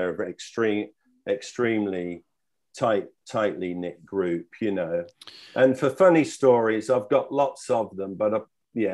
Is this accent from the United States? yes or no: no; United Kingdom; now in Australia; And what I observed when I came from Britain is that Australia has a winning mentality.